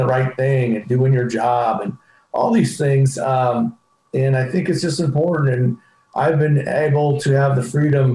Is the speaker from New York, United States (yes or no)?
no; Paso Robles, California, United States; moved away; I grew up in Paso Robles